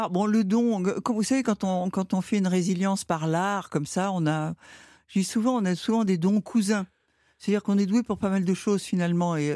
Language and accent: French; Rouen, Normandy, France; moved away; j'ai grandi à Rouen.